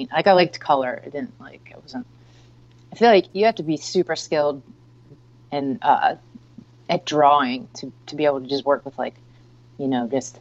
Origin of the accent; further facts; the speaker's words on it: West Chester, Pennsylvania, United States; moved away as an adult; also born or lived in Brooklyn, New York; I grew up in Westchester, Pennsylvania